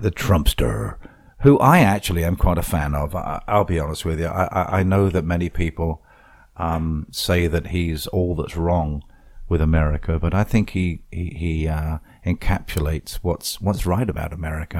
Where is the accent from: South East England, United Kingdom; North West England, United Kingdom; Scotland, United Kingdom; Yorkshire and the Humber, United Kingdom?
South East England, United Kingdom; Portsmouth; moved away as an adult; now in Fort Myers Beach, United States; the Radical Club in, in, in, in, in Portsmouth, my hometown